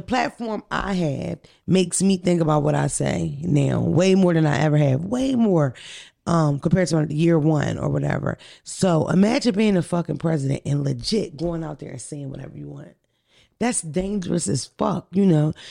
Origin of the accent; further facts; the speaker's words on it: Philadelphia, Pennsylvania, United States; I'm from North Philly, from the wet block